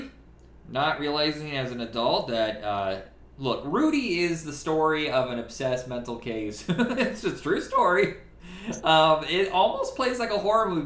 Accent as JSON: {"language": "English", "region": "Indiana", "country": "United States", "said": "since I'm from Indiana"}